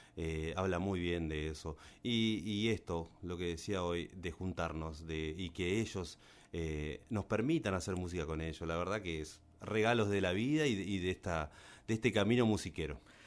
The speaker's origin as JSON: {"language": "Spanish", "town": "Colonia Avellaneda", "region": "Entre Ríos", "country": "Argentina", "said": "soy de Colonia villanera una ciudad pegada a Paraná"}